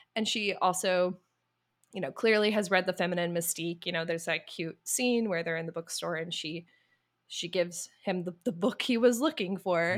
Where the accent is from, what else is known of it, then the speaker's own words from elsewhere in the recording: the South, United States; I grew up in the South